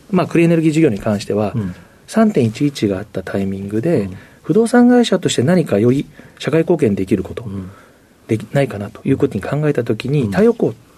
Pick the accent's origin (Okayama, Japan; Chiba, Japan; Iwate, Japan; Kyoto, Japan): Chiba, Japan; Narashino; 千葉県の習志野市出身です。